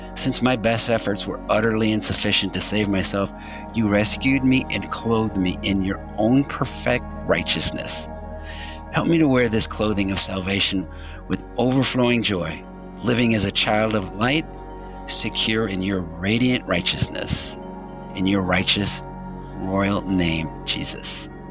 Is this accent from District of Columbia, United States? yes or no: no; St. Louis, Missouri, United States; I was born and raised in St. Louis